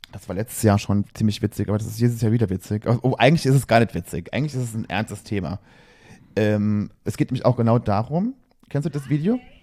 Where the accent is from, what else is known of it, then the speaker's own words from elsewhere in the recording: Berlin, Germany; wir kommen aus Berlin